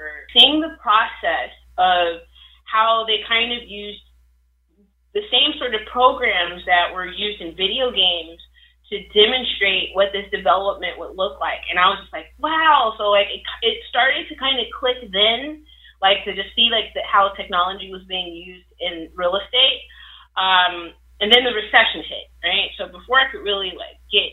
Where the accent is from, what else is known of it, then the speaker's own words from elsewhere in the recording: Chicago, Illinois, United States; I grew up on the south side of Chicago